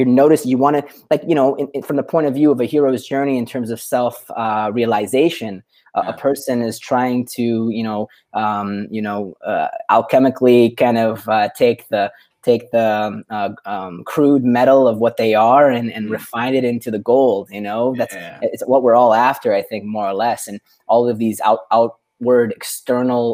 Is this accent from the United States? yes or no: no; Vancouver, British Columbia, Canada; moved away as an adult; also born or lived in Dubai / Europe; now in Portugal; I grew up in Vancouver, Canada, and then I've been an expat, lost at sea. In places like Dubai and all across Europe, and now based in Portugal